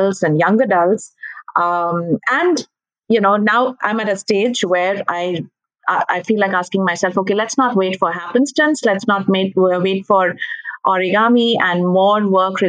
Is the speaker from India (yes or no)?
yes; India; I'm from India, and I've been a teacher for the longest time